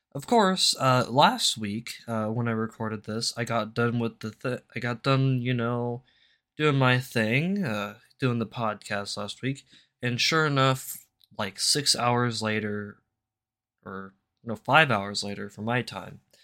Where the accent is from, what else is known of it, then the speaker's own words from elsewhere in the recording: United States; I'm an American